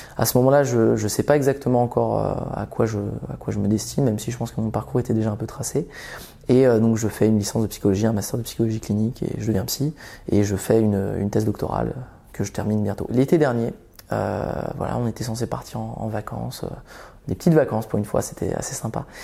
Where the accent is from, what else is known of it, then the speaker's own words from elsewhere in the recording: Vendée, Pays de la Loire, France; also born or lived in Belgium; j'ai grandi, j'ai grandi d'abord en Belgique et on est arrivé autour de mes une dizaine d'années, quand j'avais une dizaine d'années, on est arrivé en Vendée, donc un milieu très rural.